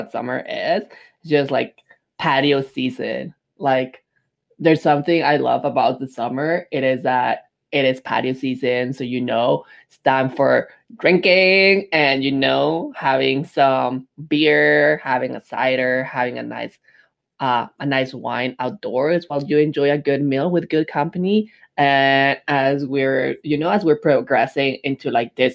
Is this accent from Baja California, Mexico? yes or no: no; Mexico City, Mexico; also born or lived in Montreal, Canada; now in Saskatoon, Canada; growing up in Mexico City, I've always been a big city boy